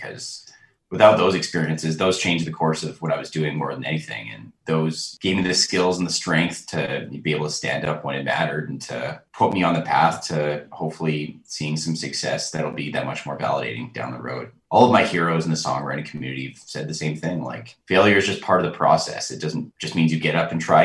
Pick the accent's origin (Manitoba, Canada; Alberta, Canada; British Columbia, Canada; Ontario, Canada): Alberta, Canada; Calgary; I grew up in Calgary, which is like country music runs in the blood of Calgary.